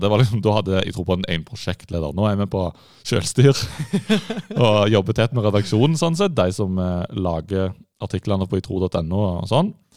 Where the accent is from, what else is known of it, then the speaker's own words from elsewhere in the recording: Sandnes, Rogaland, Norway; now in Oslo, Norway; Men jeg er fra Sandnes, vakre Sandnes, som alle kjører gjennom for å komme til Stavanger